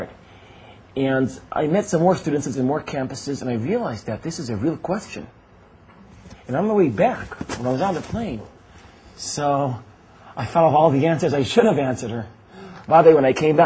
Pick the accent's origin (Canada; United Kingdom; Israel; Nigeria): Israel; I was born and raised in Israel. I was never more than a month outside of Israel.